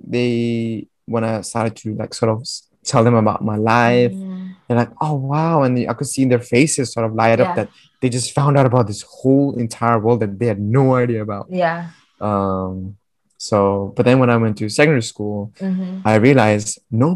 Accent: India; moved away; I'm from India

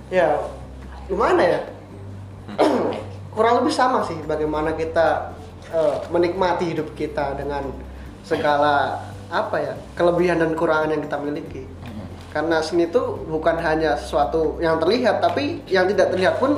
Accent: Pekalongan, Central Java, Indonesia; Kalau saya asal asli dari Pekalongan ya, Jawa

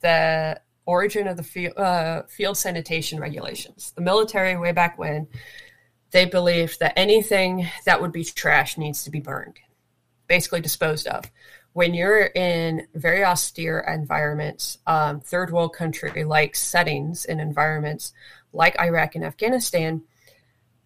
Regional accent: Florida, United States; moved away; also born or lived in Washington State / Kuwait; I'm from Florida

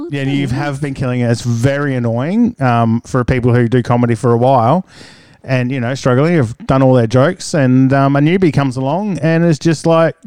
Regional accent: Townsville, Queensland, Australia; also born or lived in Adelaide; Yeah, so I grew up in Townsville, lucky enough to grow up here.

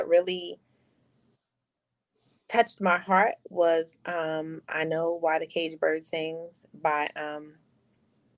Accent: New York City, New York, United States; moved away as an adult; also born or lived in Rhode Island; it was fine growing up in the Bronx for me

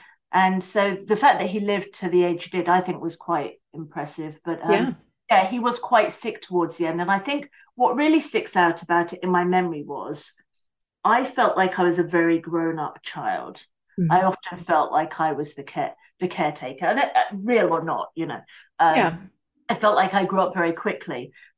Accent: Basingstoke, South East England, United Kingdom; born there; So I was born in Basingstoke in the United Kingdom, which is in the South Coast, like right in the middle.

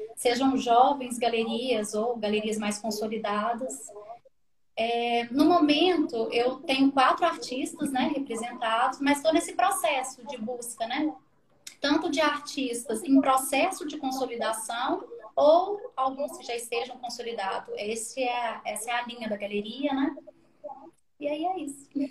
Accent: Belo Horizonte, Minas Gerais, Brazil; eu sou daqui de BH também

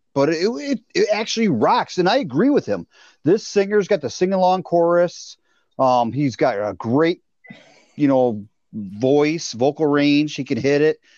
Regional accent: Bay City, Michigan, United States; my hometown

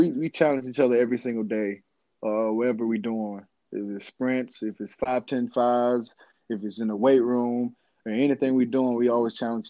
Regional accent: Florence, Alabama, United States; Growing up was kind of chill, man. It's like everybody in Florence is chill. It's kind of like we have like a lot of like elderly people in our town.

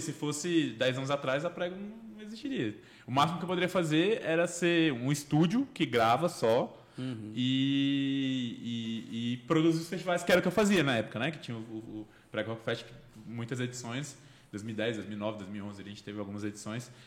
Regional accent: Brasília, Federal District, Brazil; Eu cresci no Cruzeiro ali, então eu também fui, eu vi muita roda de samba lá

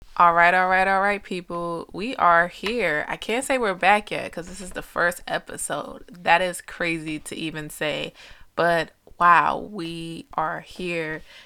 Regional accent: New Jersey, United States; I was born and raised in Jersey

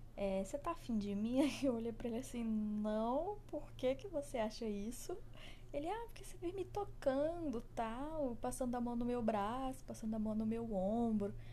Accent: Brazil; eu sou brasileira

